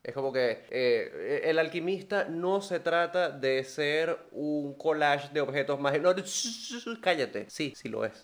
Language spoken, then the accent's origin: Spanish; Venezuela; somos venezolanos